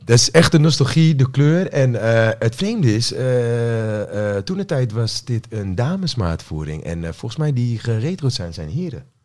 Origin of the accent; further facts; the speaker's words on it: Apeldoorn, Gelderland, Netherlands; ik kom eigenlijk gewoon uit Apeldoorn. En daar woon ik nog steeds.